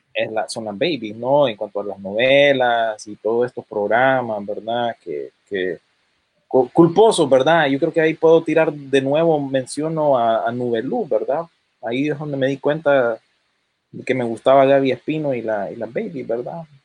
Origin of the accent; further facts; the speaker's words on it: United States; yo vengo, habiendo crecido aquí en Estados Unidos